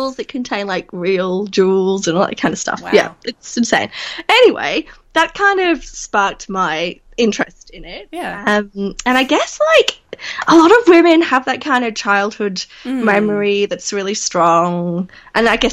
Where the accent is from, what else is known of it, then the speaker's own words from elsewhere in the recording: Leeds, Yorkshire and the Humber, United Kingdom; moved away as an adult; also born or lived in regional Victoria, Australia; now in Victoria, Australia; I'm from Yorkshire. I'm from Leeds.